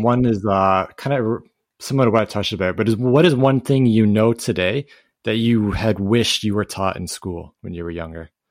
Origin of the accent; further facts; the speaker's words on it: Canada; I'm Canadian